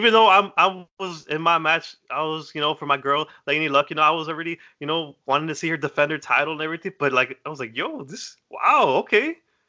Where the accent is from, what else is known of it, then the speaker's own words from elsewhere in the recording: Chicago, Illinois, United States; I'm like, I'm from Chicago. I need to see this guy.